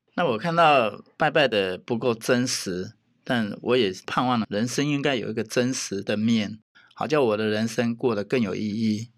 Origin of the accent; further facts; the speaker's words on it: southern Taiwan, Taiwan; 原来我是南部人